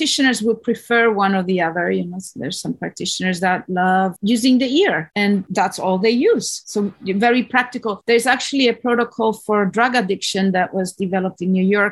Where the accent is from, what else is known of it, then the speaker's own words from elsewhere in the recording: Spain; moved away as an adult; now in Hawaii, United States; I'm from Spain